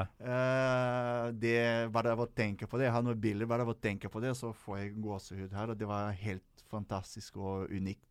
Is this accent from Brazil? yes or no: yes; Rio de Janeiro, Brazil; now in Norway; jeg kom fra Rio de Janeiro